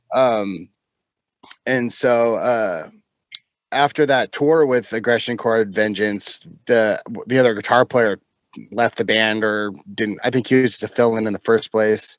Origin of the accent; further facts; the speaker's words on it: just south of Seattle, Washington, United States; also born or lived in France; I'm born and raised in, uh, well, just south of Seattle